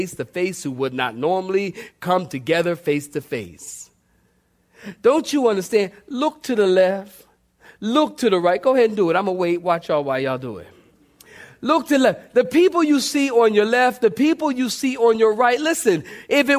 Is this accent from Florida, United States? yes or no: no; Philadelphia, Pennsylvania, United States; moved away; I grew up in Philly